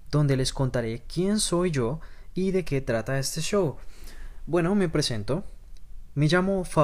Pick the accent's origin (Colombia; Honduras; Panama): Colombia; moved away as an adult; now in Japan; Soy colombiano, tengo 26 años y vivo en Japón desde hace un poco más de 4 años.